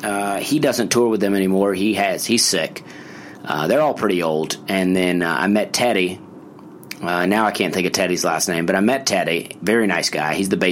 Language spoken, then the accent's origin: English; Opelika, Alabama, United States; Okay. Well, I grew up in Opelika, Alabama